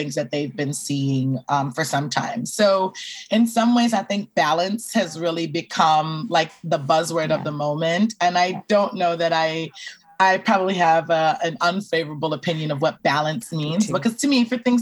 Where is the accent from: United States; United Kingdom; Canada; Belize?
Belize; I'm originally from Belize. Like, I'm from a very, very large diaspora Caribbean family